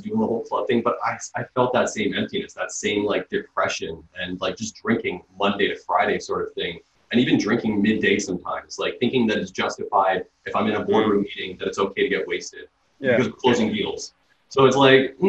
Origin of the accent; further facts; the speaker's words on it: Toronto, Ontario, Canada; when I grew up, I grew up in Scarborough